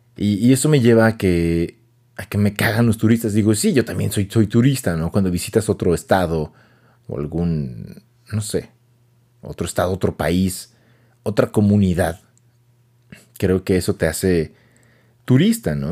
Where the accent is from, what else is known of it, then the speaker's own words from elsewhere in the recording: Mexico City, Mexico; accent: chilango; now in Hidalgo, Mexico; Yo, soy de la sede de México, nací allá y crecí allá